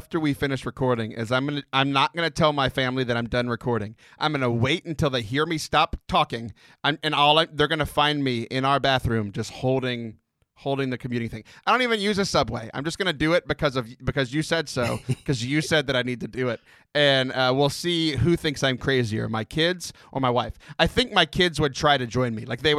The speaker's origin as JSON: {"language": "English", "town": "Houston", "region": "Texas", "country": "United States", "tie": "born or raised there", "said": "I'm a Houston boy. I grew up in Houston, even though my blood's all from Baton Rouge and New Orleans."}